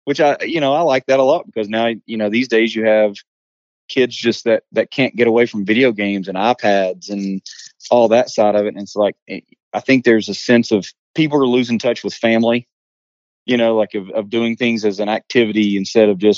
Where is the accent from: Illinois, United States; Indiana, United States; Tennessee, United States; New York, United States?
Tennessee, United States; Johnson City; So Gatlinburg is only about 45 minutes I guess, west of me.